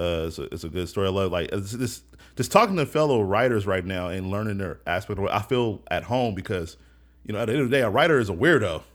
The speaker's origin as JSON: {"language": "English", "town": "Seattle", "region": "Washington", "country": "United States", "tie": "born or raised there", "said": "I grew up in the Central District, first on Jenkins."}